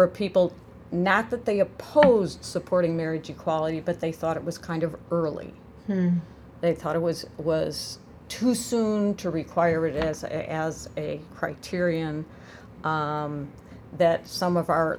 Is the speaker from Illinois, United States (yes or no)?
yes; Illinois, United States; I'm from Illinois